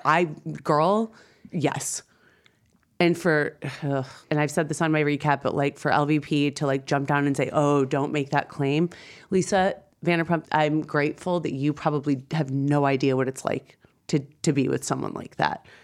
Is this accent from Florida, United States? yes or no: no; Michigan, United States; moved away as an adult; now in Los Angeles, United States; I'm from Michigan, and when I moved here